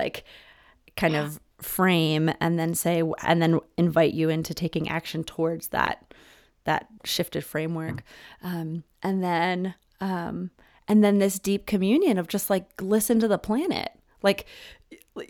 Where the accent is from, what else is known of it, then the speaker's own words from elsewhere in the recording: Philadelphia, Pennsylvania, United States; I was born in Center City, Philadelphia